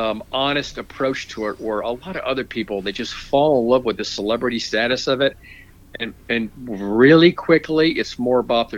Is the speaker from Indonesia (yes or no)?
no; Florida, United States; moved away as an adult; now in Georgia, United States; When I grew up in Florida, come from a Christian background.